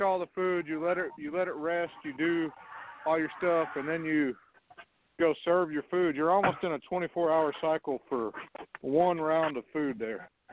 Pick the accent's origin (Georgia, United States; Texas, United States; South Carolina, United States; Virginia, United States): Texas, United States; West; now in Carlsbad, United States; I'm out in New Mexico, but I was born and raised in West Texas